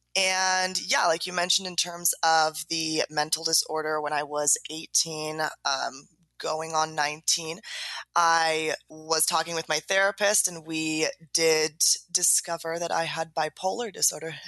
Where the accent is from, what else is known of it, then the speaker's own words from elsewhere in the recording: San Diego, California, United States; also born or lived in Los Angeles; I was born in San Diego, California, born and raised